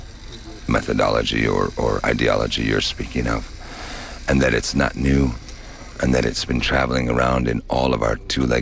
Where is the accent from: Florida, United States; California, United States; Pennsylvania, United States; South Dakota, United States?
South Dakota, United States; Hermosa; I come from Hermosa, South Dakota